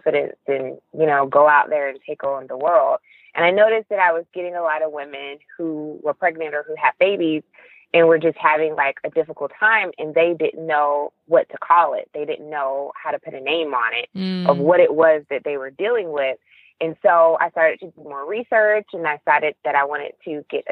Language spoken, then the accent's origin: English; Milledgeville, Georgia, United States; now in Atlanta, United States; I'm originally from Georgia. I was born in Milledgeville, Georgia.